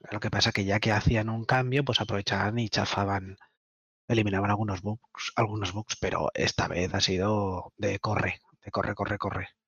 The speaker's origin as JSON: {"language": "Spanish", "area": "Tenerife", "region": "Canary Islands", "country": "Spain", "tie": "born or raised there", "said": "Algunos nacimos en Tenerife"}